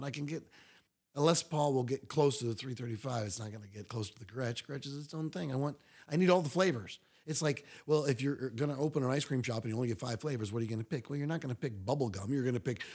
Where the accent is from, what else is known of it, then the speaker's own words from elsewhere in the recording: East Coast, United States; I'm from the East Coast where they always pronounce it sherbet